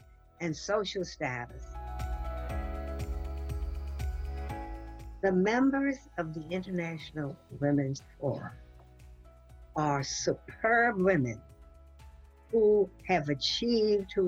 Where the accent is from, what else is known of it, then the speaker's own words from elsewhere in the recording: New Orleans, Louisiana, United States; I grew up in New Orleans, Louisiana, the Deep South, under rigid segregation